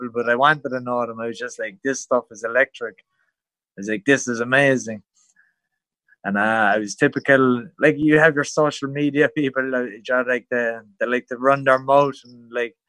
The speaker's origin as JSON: {"language": "English", "area": "County Cork", "region": "Munster", "country": "Ireland", "moved": "as an adult", "lives_now": "Thailand", "said": "I'm from Muay, it's well down the road. It's like, it's country basically to the city."}